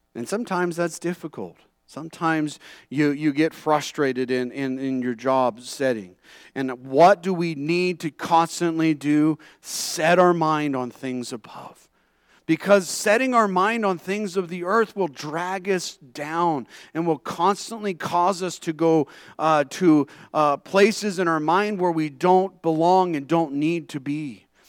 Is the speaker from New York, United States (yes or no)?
no; California, United States; moved away; growing up in California